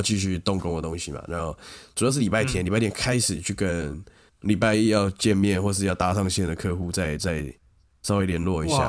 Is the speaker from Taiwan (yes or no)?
yes; Taipei, Taiwan; 因为我是台北人，哦，我没有要太太多返乡的感觉，